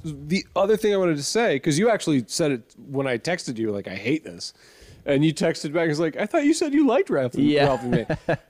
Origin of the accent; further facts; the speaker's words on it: Texas, United States; I was born in Texas